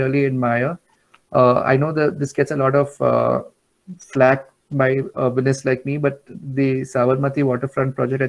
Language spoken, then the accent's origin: English; Mumbai, Maharashtra, India; I am from Bandra and Mumbai